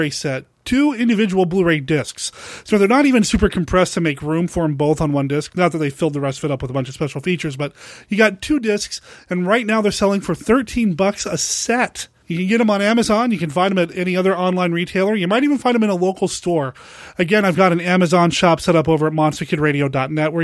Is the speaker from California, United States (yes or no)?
no; Portland, Oregon, United States; It's here in Portland, Oregon. I'm pretty lucky it's happening in my hometown